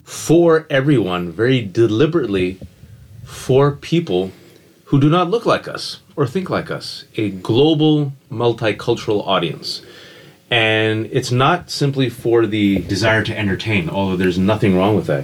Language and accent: English; Fremont, California, United States; English is a second language; born and raised in the Bay Area, California.